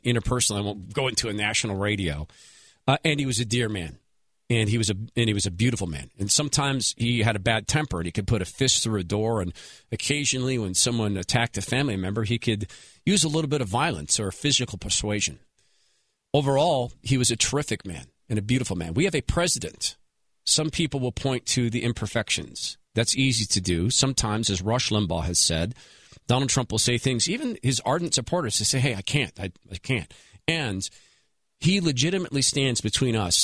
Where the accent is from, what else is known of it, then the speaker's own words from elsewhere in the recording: Washington, United States; home state of Washington State